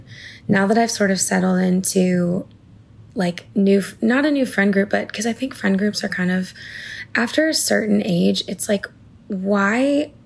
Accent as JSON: {"language": "English", "town": "Portland", "region": "Maine", "country": "United States", "tie": "born or raised there", "moved": "yes", "said": "I get to go back to Maine, where I'm from"}